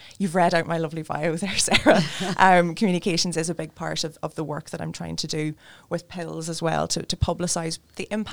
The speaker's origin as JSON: {"language": "English", "area": "Donegal", "region": "Ulster", "country": "Ireland", "also_born_or_lived": "Dublin / Budapest / Brussels", "moved": "yes", "lives_now": "Belfast, United Kingdom", "said": "I'm from Donegal originally, but I come to Belfast in a bit of a circuitous route."}